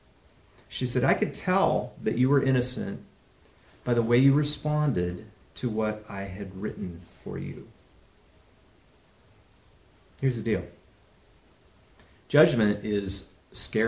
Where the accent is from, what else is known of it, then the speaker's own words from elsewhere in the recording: Walla Walla, Washington, United States; growing up in Walla Walla in fourth grade